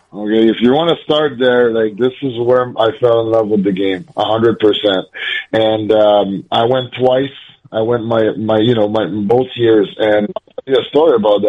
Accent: Lévis, Quebec, Canada; English is a second language; moved away as an adult; now in Albany, United States; Born in Lévis, right across the river from Quebec City here. So I grew up a Nordique fan. I played my minor hockey always in my hometown.

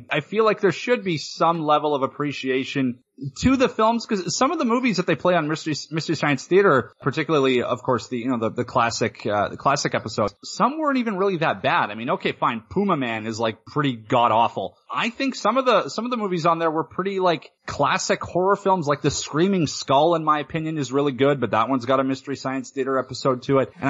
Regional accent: Canada; I'm from Canada.

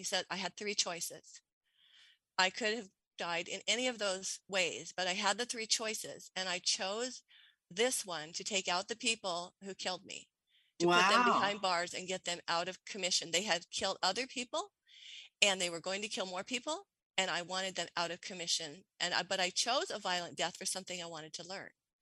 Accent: Portland, Oregon, United States; I'm from Portland, the city of roses. And I grew up with roses all over the place

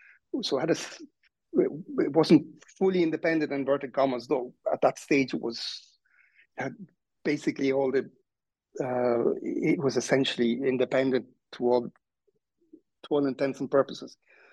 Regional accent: Ireland; moved away as an adult; also born or lived in France / Germany / United States / Italy; now in Paris, France; I'm originally Irish, so I grew up in Ireland. I spent the first 25 years or so of my life in Ireland, but I've lived for the last 30 years abroad, essentially in France, also in Germany and the United States and Italy.

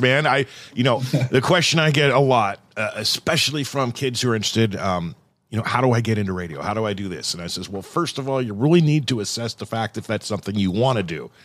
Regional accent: Thousand Oaks, California, United States; moved away as an adult; now in Oregon, United States; I grew up in Thousand Oaks

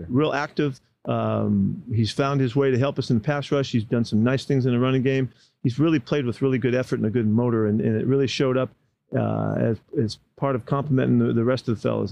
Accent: Bay Area, California, United States; growing up in the Bay Area

